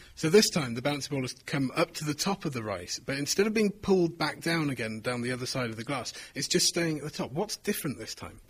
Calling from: Houston, Texas, United States; I'm calling from Houston, Texas

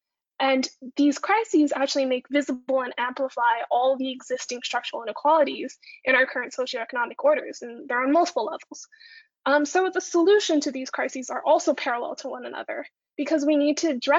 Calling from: Toronto, Ontario, Canada; I'm coming here from Toronto, so I'm citing Toronto Public Health, for example.

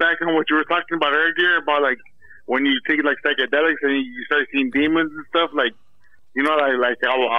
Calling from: Yuma, Arizona, United States; Yeah, I'm calling from Yuma, Arizona, Yuma County.

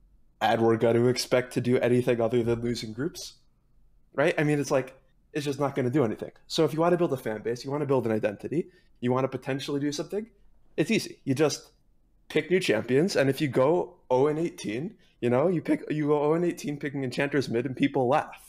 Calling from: Wisconsin, United States; I'm calling from Wisconsin, as a matter of fact.

